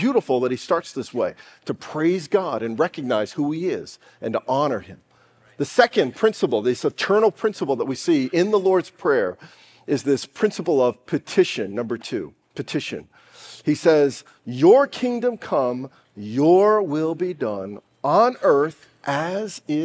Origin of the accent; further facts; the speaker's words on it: United States; I'm an American.